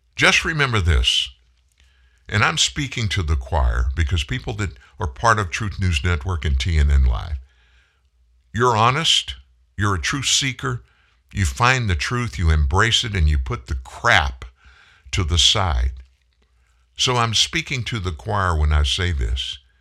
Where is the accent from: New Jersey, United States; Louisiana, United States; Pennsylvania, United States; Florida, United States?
Louisiana, United States; South; I'm from South Louisiana